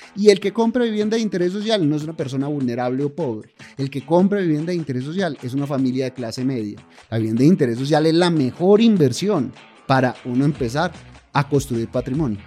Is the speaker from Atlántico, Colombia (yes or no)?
no; Paisa, Antioquia, Colombia; yo por lo menos que soy paisa